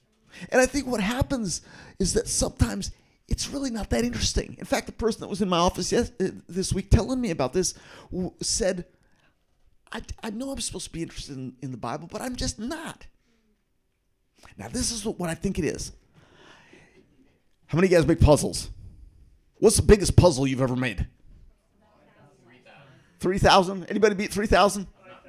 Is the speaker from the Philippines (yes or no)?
yes; Philippines; Some of you guys know that I grew up in the Philippines, and I go back to visit the tribal group that I grew up in often.